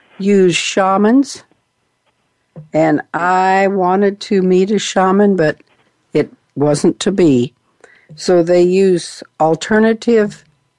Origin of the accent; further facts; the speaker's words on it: United States; I am from the Rocky Mountains